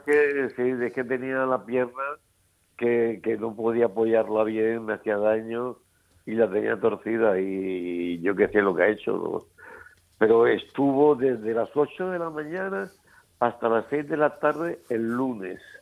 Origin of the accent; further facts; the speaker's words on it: San Pedro del Pinatar, Region of Murcia, Spain; also born or lived in Paris; en mi pueblo, de San Pedro